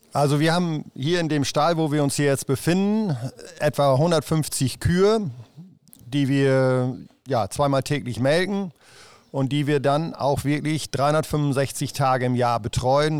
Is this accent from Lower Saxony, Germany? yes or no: yes; Rheiderland, East Frisia, Lower Saxony, Germany; ich komme äh, aus dem Reiterland